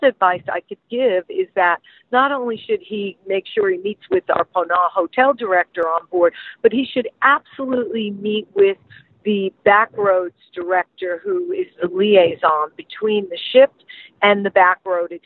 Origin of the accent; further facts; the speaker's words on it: United States; I am an American that is not fluent in French